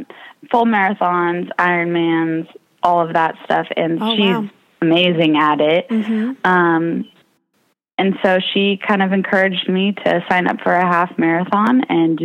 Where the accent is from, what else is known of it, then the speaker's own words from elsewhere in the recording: Walnut Creek, California, United States; I'm from Walnut Creek, California